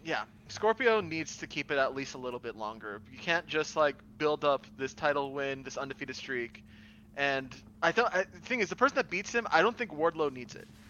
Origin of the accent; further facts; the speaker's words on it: Miami, Florida, United States; I am a Latino from Miami, Florida.